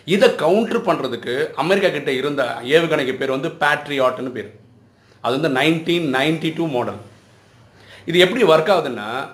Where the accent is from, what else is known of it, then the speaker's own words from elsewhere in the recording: Chennai, Tamil Nadu, India; நான் சென்னையிலே தான் பிறந்து வளர்ந்துருக்கிறேன்